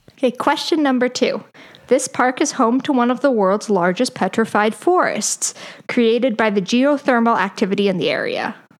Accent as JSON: {"language": "English", "region": "Colorado", "country": "United States", "also_born_or_lived": "Oklahoma", "said": "I'm from Colorado"}